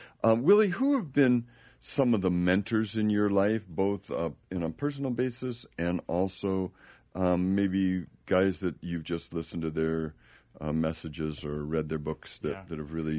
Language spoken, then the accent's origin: English; California, United States; I'm from Marin County.